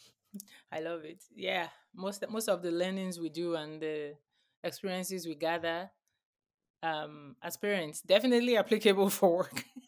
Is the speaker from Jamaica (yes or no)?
no; Nigeria; now in United States; where I grew up in Nigeria as well.